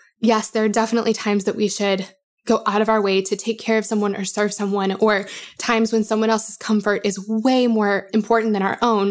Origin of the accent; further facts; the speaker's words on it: Denver, Colorado, United States; now in Nashville, United States; I am from Denver, as you guys have probably heard me say, but I live in Nashville.